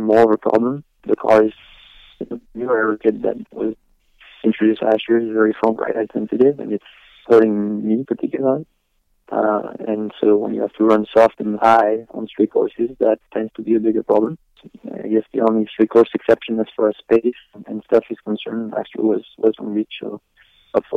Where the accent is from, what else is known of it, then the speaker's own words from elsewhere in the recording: Le Mans, Pays de la Loire, France; moved away; it's my hometown